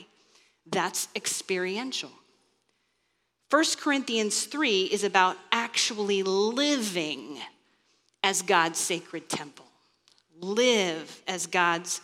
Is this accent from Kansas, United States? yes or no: yes; Kansas, United States; moved away; I grew up in Kansas